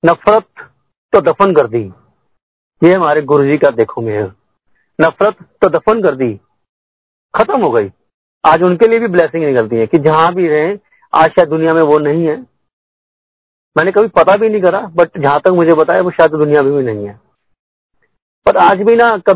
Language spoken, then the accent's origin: Hindi; Karnal, Haryana, India; मैं तेरह साल की उम्र में शायद मैं करनाल का रहने वाला हूं मैं भी मेरी पैदाश करनाल की है